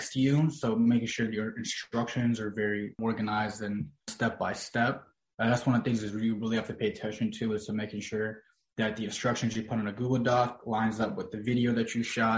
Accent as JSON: {"language": "English", "region": "Virginia", "country": "United States", "tie": "born or raised there", "said": "the areas that we grew up in here in Virginia"}